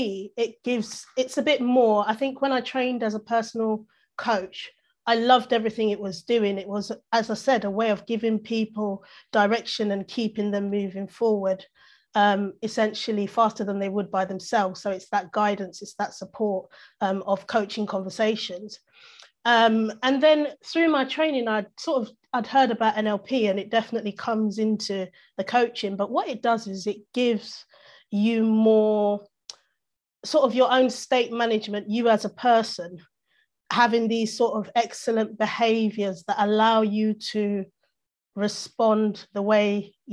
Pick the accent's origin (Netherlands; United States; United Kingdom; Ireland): United Kingdom; London; I've grown up in London, essentially